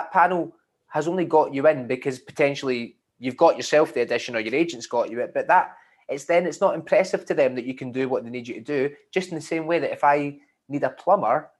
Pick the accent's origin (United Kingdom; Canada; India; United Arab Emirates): United Kingdom; Scotland; I'm Scottish